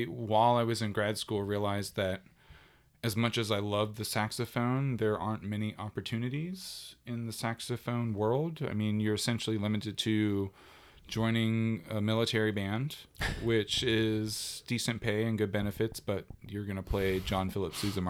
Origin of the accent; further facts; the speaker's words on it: South Carolina, United States; also born or lived in Germany; I was an army brat. And so, you know, I was born in Germany. We traveled a lot. And then after all of, you know, moving around, we settled in South Carolina, which was very bizarre.